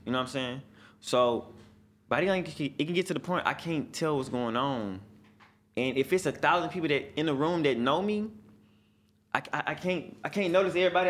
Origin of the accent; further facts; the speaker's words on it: Houston, Texas, United States; I'm from Houston